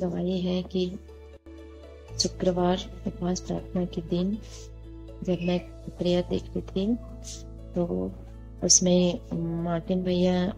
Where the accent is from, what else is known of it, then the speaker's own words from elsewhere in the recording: Kanpur, Uttar Pradesh, India; मैं यूपी कानपुर से हूँ